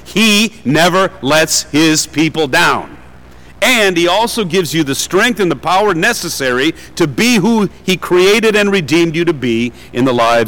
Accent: Detroit, Michigan, United States; I'm from Detroit

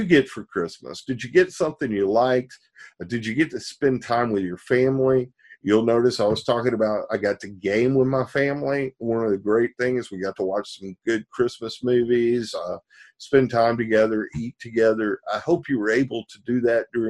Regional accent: the South, United States; I'm growing up in the South in a small town

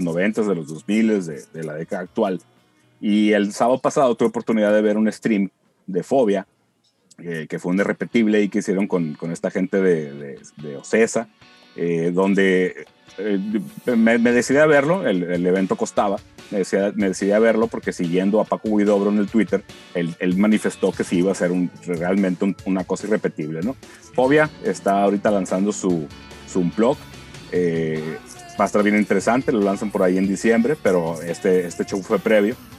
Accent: Mexico

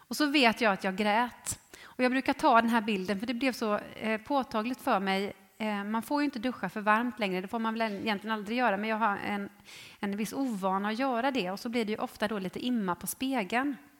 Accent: Jönköping, Jönköping County, Sweden; jag är ju född i Jönköping. I, eh, ja, egentligen i eh, Ljungarum, men eh, uppväxt i Trånghalla

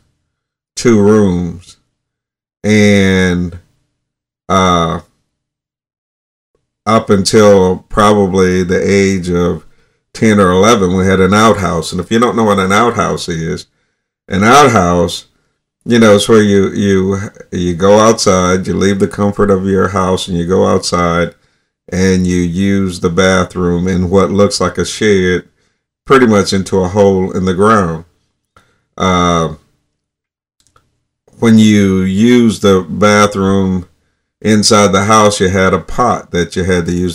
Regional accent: North Alabama, United States; when I was a child, I grew up in North Alabama in 1960s

